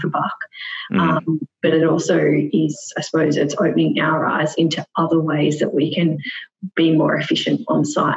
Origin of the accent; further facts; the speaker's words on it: Melbourne, Victoria, Australia; moved away as an adult; also born or lived in Perth; now in Sydney, Australia; So I'm originally from Melbourne, spent most of my time in Melbourne, moved to Perth for 2.5 years, and then I relocated at the start of this year to Sydney.